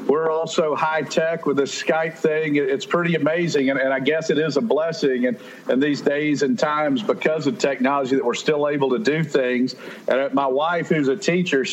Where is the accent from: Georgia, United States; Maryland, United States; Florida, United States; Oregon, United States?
Georgia, United States; Statesboro; I grew up in Statesboro